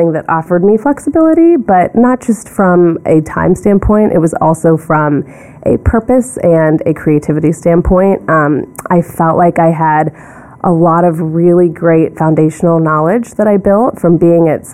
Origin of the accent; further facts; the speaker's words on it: Ellwood City, Pennsylvania, United States; moved away as an adult; also born or lived in Sewickley, Pennsylvania / Washington, D.C.; now in New York, United States; I was born in Swickley, Pennsylvania, and I grew up in a really small town about an hour outside of Pittsburgh called Elwood City